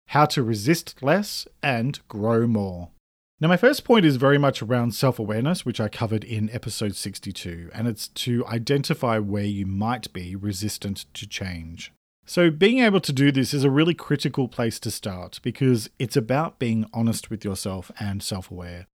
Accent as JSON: {"language": "English", "country": "Australia", "said": "I'm an Australian writer and speaker"}